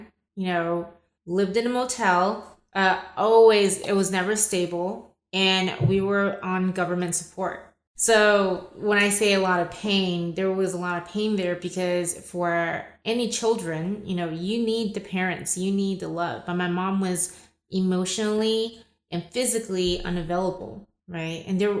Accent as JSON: {"language": "English", "town": "Los Angeles", "region": "California", "country": "United States", "tie": "born there", "also_born_or_lived": "Taiwan", "said": "So I was born in Los Angeles."}